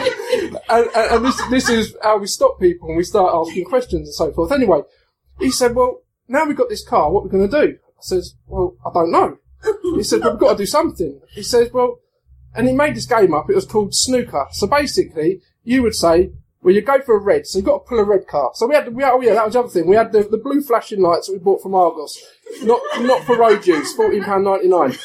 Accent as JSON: {"language": "English", "area": "Hertfordshire", "region": "East of England", "country": "United Kingdom", "said": "I'm from Hertfordshire, from Hertfordshire Constabulary"}